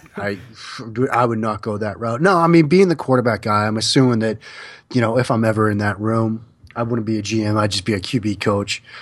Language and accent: English; Boston, Massachusetts, United States; as a kid growing up in the Boston area